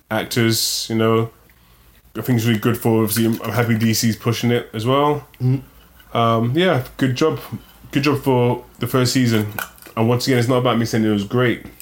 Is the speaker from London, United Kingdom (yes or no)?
yes; London, United Kingdom; growing up in London